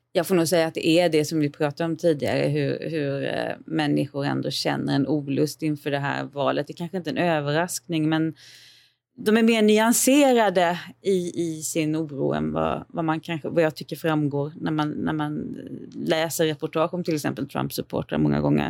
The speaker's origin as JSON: {"language": "Swedish", "country": "Sweden", "said": "hemma i Sverige"}